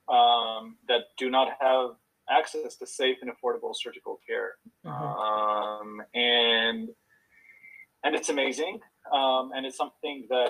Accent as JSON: {"language": "English", "country": "Israel", "tie": "born or raised there", "also_born_or_lived": "Houston, United States / Boston, United States", "moved": "as an adult", "said": "So originally born and raised in Israel, spent quite a bit of time in Israel and the U.S. as a kid."}